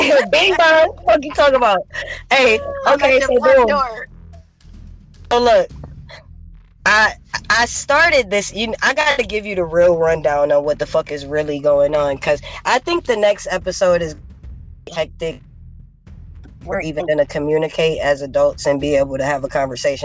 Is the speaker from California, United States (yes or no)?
yes; Los Angeles, California, United States; I grew up in South Central